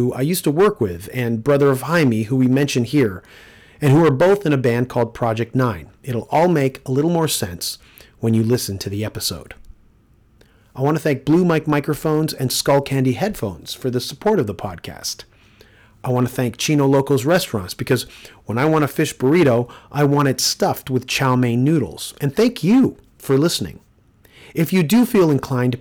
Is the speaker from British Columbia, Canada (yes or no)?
no; Toronto, Ontario, Canada; my hometown